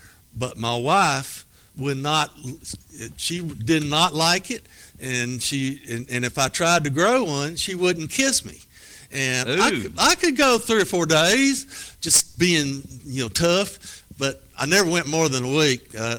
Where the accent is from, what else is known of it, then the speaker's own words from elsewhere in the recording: Petersburg, United States; These book sessions, my first one I did in my hometown of Petersburg, and had, I guess, 150 people that showed up.